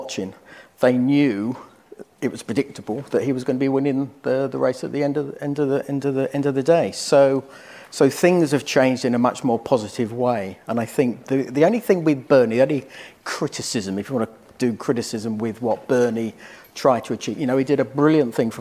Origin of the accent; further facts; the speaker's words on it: United Kingdom; from the UK